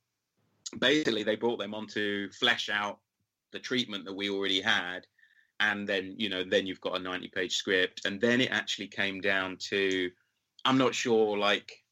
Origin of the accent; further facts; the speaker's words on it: London, United Kingdom; Because of my hometown, I've got the crew